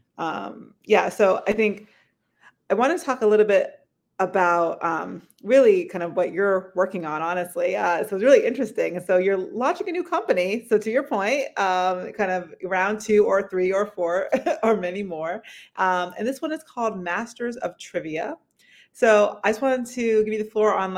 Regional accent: New Hampshire, United States; now in Los Angeles, United States; I'm from New Hampshire originally.

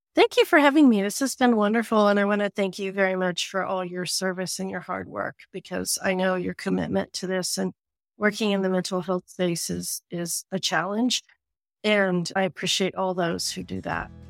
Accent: Appalachia, United States; moved away; growing up in Appalachia

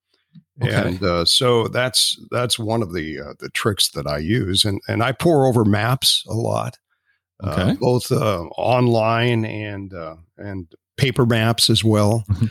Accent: Spokane, Washington, United States; And I'm from Spokane. Historically.

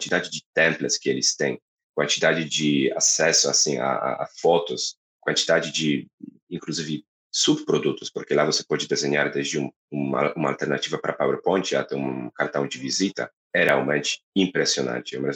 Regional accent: Poland; Portuguese is a second language; now in Brazil; polonês, Brasil é meu oitavo país, português sétima língua, então vai, vai, vai ter um pouco de sotaque sim.

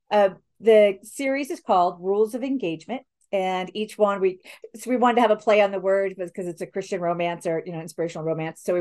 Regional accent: Spain; I didn't, when I was growing up, I really didn't hear because I grew up mostly in Spain and wasn't around like cousins or grandparents or whatever to take you to church.

